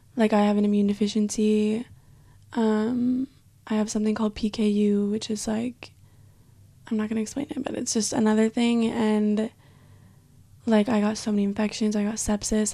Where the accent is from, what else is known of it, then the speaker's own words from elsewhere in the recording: Provo, Utah, United States; moved away as an adult; now in Israel; growing up in Utah, I lived in Provo